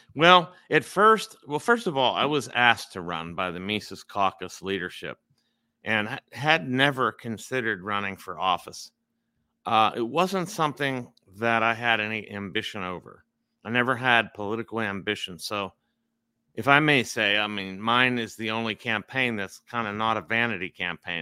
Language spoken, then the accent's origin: English; Pittsburgh, Pennsylvania, United States; I'm in Pittsburgh. This is my hometown where I grew up